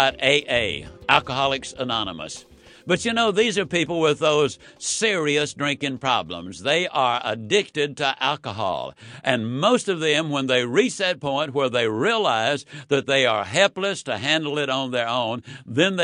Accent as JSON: {"language": "English", "town": "Yazoo City", "region": "Mississippi", "country": "United States", "tie": "born or raised there", "said": "When I was a child, I was raised in Yazoo City, Mississippi"}